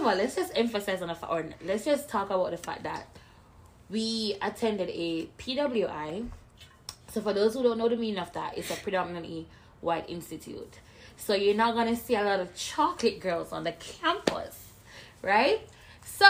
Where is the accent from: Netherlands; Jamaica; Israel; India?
Jamaica; moved away as an adult; I'm Jamaican. Came here when I was 20.